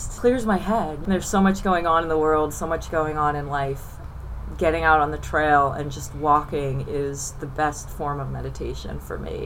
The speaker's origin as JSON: {"language": "English", "area": "Monadnock region", "region": "New Hampshire", "country": "United States", "tie": "born or raised there", "said": "I grew up in the Monadnock region"}